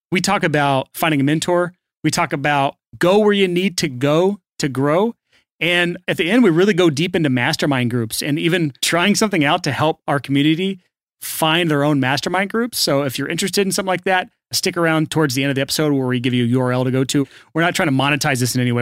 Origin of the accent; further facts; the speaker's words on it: United States; I'm American, so I'm trained to just say I'm doing awesome. That's how we do here in America